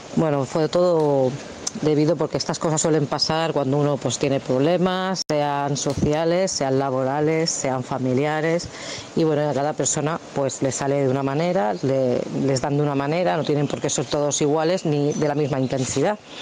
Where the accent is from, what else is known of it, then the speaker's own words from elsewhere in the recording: Badalona, Catalonia, Spain; Yo soy aquí de Badalona